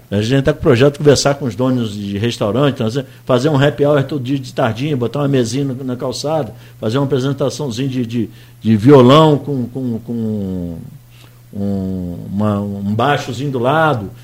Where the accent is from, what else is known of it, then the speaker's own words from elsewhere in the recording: Campos dos Goytacazes, Rio de Janeiro, Brazil; eu sou da Rua do Príncipe